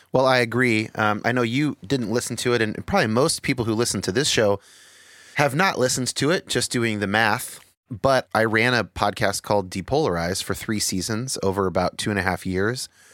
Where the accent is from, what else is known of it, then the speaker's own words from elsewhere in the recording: San Jose, California, United States; I grew up in San Jose